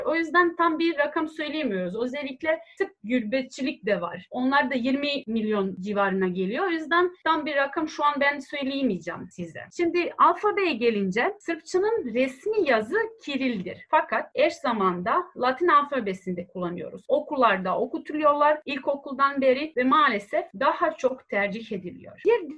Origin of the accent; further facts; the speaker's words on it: Serbia; accent: Ekavian; ben Belo diyeceğim. Ekavica bu. Ekavica E kullanıyoruz